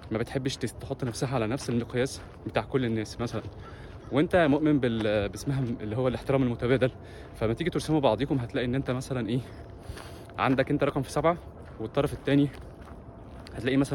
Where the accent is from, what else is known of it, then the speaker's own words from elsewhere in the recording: Egypt; احنا اتربينا انا اتربيت في مصر انا هتكلم عن نفسي مش هتكلم عن حد اتربيت في مصر ان انا بسمع كلام ابويا وامي والاستاذ